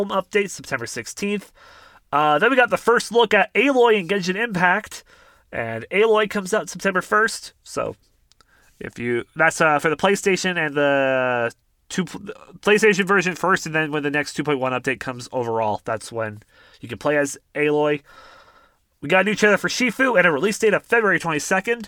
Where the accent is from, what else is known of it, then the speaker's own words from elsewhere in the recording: Canada; I'm from Canada